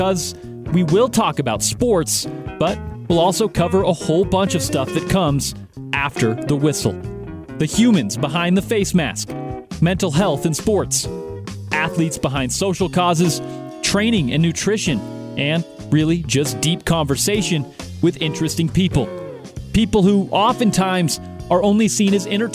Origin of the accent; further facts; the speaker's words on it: Park City, Utah, United States; I grew up in the Park City area